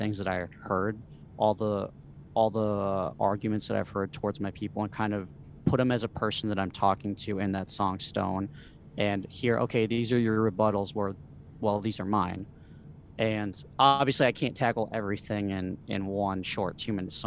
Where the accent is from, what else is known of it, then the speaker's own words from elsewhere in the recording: Minnesota, United States; also born or lived in Mexico; me growing up here